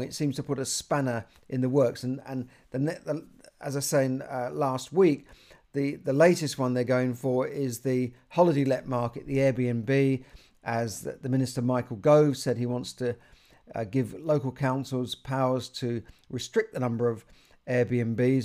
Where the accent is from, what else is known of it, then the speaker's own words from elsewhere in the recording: London, United Kingdom; I grew up in Camden